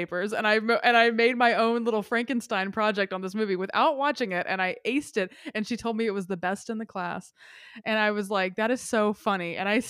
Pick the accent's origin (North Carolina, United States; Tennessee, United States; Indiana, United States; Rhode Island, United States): Tennessee, United States; Yes. I'm from Tennessee. I'm aware of the way that works.